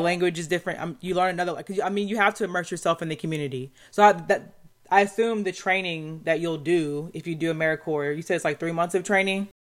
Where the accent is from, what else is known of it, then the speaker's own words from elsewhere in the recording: Southeast, United States; I'm from the Southeast, but, you know, up north.